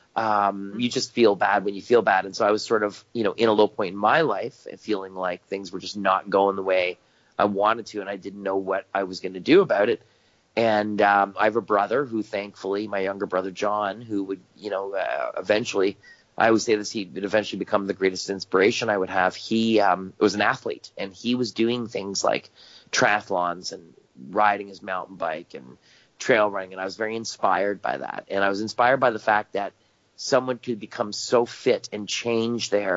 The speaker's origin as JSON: {"language": "English", "country": "Canada", "said": "I'm Canadian. I live up here in Canada"}